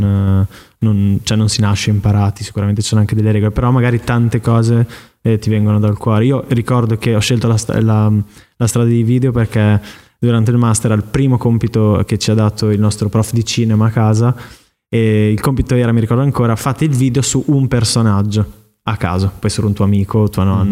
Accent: Emilia-Romagna, Italy; moved away; also born or lived in Milan; in Romagna, dalle mie parti

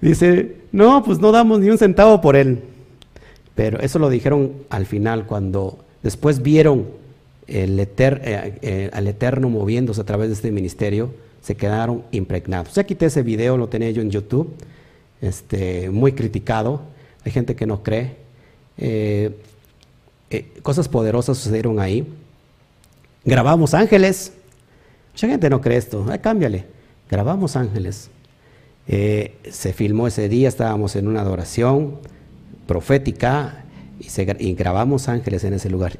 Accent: Mexico; also born or lived in Río Blanco, Veracruz; como mexicanos

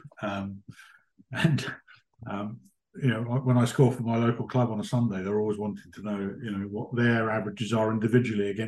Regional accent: Hertfordshire, East of England, United Kingdom; moved away; I grew up in Hertfordshire and played a lot of club cricket down there

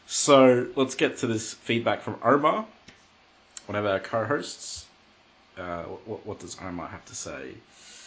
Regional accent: Australia; I'm Australian

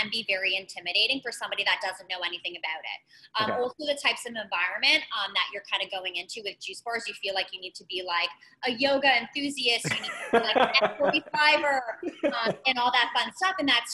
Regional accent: Richmond Hill, Ontario, Canada; I grew up in Richmond Hill, was born and raised in Richmond Hill

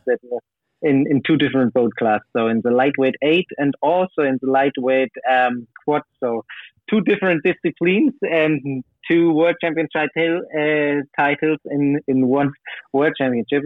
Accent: Berlin, Germany; also born or lived in Hamburg; now in near Hamburg, Germany; I was born in Berlin

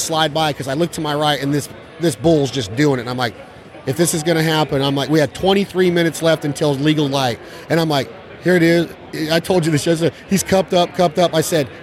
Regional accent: Nevada, United States; I'm from Nevada

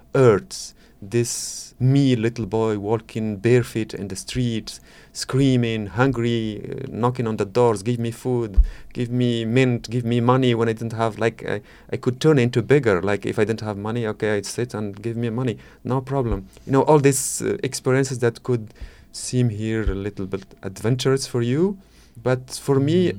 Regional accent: Morocco; English is a second language; moved away as an adult; now in France; I'm coming from Morocco

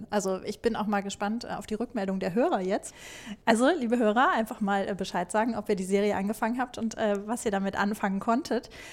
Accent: Germany; ich bin Deutsche

